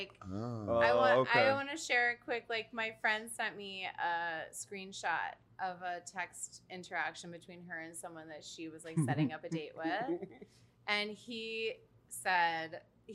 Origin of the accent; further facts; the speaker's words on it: Buffalo, New York, United States; moved away as an adult; now in New York City, United States; I'm born and raised in Buffalo, New York